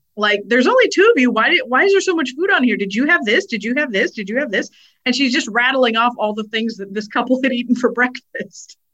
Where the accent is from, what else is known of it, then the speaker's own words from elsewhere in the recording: Prineville, Oregon, United States; There was a place where I grew up in Prineville called Grizzly Bear Pizza